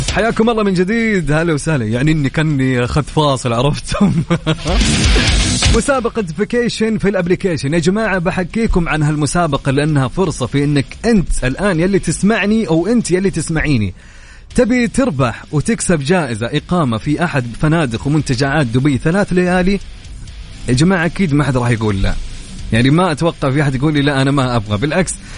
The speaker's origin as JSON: {"language": "Arabic", "town": "Mecca", "region": "Makkah Province", "country": "Saudi Arabia", "said": "أنا أنا مثلك من مكة"}